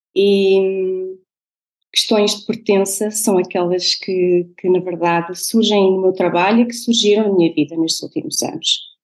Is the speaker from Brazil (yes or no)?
no; Portugal; born or raised there; moved away as an adult; also born or lived in Venezuela; now in Netherlands